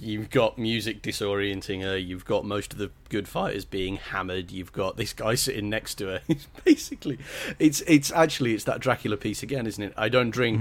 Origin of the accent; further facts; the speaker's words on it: England, United Kingdom; I'm very English